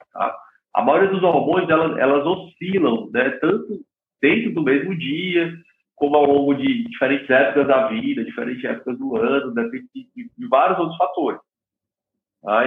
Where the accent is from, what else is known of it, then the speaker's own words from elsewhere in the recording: Fortaleza, Ceará, Brazil; moved away as an adult; also born or lived in United States; Eu sou originalmente aqui do, do, de Fortaleza, do Ceará